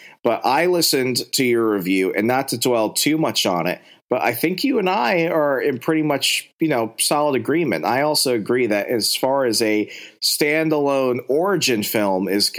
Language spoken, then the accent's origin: English; Virginia, United States; now in Wisconsin, United States; so I am recording from Virginia, back where we really have seasons. As much as I love Wisconsin, it's really just different shades of cold.